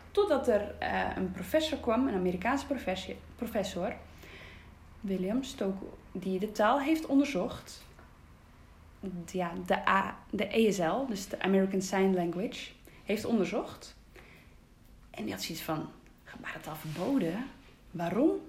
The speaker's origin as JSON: {"language": "Dutch", "region": "Groningen", "country": "Netherlands", "tie": "born or raised there", "also_born_or_lived": "Twente", "said": "Ik ben in Twente geboren en mijn ouders zijn op zoek gegaan eh, ja, naar iets voor mij, omdat ik doof ben. Dus toen zijn we naar eh, Groningen gegaan."}